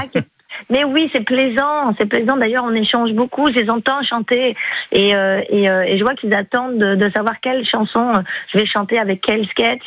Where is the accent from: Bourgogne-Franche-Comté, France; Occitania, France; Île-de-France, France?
Occitania, France; Toulouse; moved away; also born or lived in Var; moi, je suis toulousaine